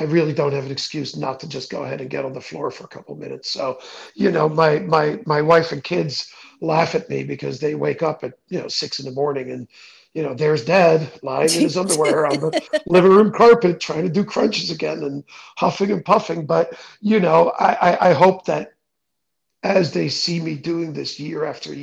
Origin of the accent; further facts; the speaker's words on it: Netherlands; moved away; I grew up in the Netherlands, which is flat as a pancake.